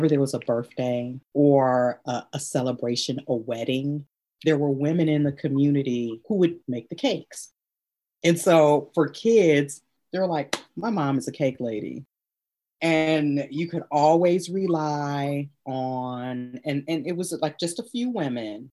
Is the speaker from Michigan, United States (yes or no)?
yes; Ypsilanti, Michigan, United States; I was born and raised in Ypsilanti